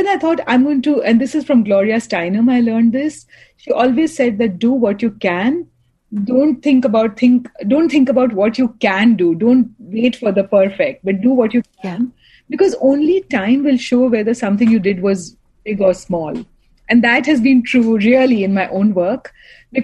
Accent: Kolkata, West Bengal, India; I'm from India, from Calcutta

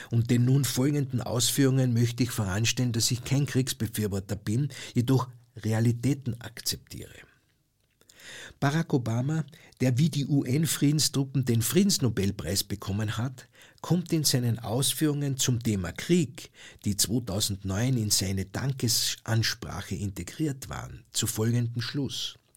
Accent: Austria; Ich als Österreicher sage, dass das ein Pazifismus sein muss, der sich zur bewaffneten Neutralität bekennt

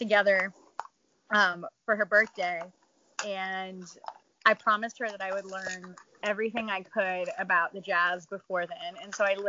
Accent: Louisiana, United States; moved away; also born or lived in San Antonio, Texas; growing up in Louisiana

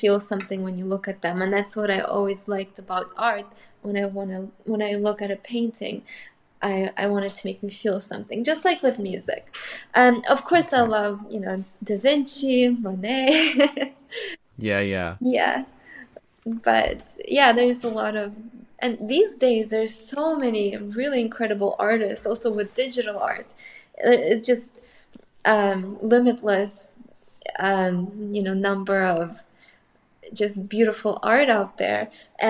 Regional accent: Moscow, Russia; actually, I grew up in Moscow, but a lot of my cousins and a lot of my family is in Ukraine. So I have both in Russia and Ukraine.

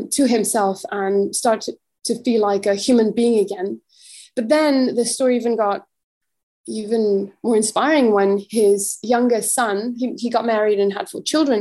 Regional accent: Mexico; I'm from Mexico

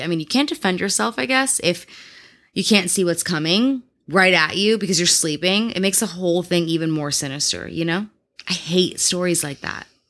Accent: Midwest, United States; I grew up in the Midwest

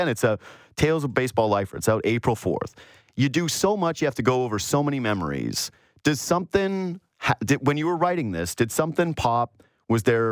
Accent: Whitehorse, Yukon, Canada; moved away; I'm originally from Whitehorse, Yukon, where we call them sleds, not snowmobiles

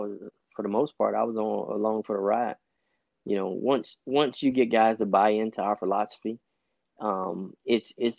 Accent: Miami, Florida, United States; moved away as an adult; also born or lived in North Alabama; I'm originally from Miami, Florida.

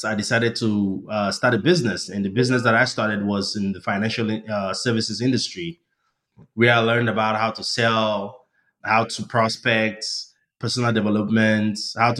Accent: Nigeria; moved away as an adult; now in United States; I was born and raised in Nigeria. I came to the United States for grad school.

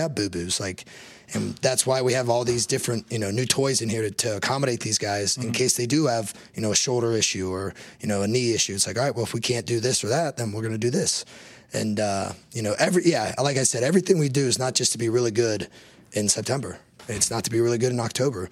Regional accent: Big Ten country, Midwest, United States; I grew up in Big Ten country

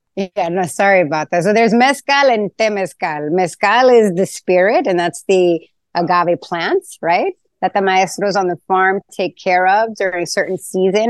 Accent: New York City, New York, United States; moved away as an adult; now in Tulum, Mexico; my days of growing up in Queens

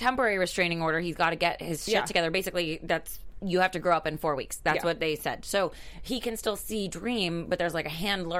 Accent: Miami Beach, Florida, United States; I'm from Miami

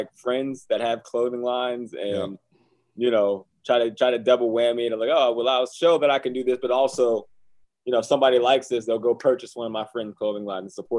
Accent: Johnstown, Pennsylvania, United States; moved away; my hometown of Johnstown, Pennsylvania

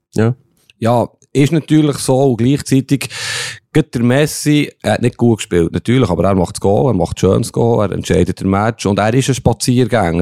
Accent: Bern, Switzerland; aus Bern

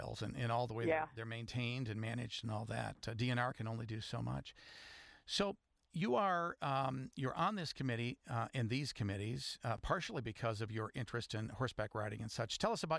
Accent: West Michigan, United States; As I was growing up in West Michigan

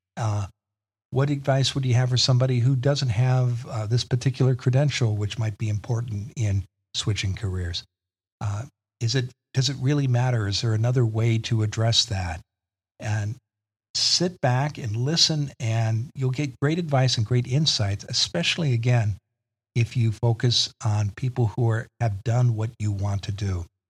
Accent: Eastern Iowa, United States; moved away as an adult; also born or lived in Washington, D.C.; I grew up in the Midwest in Eastern Iowa

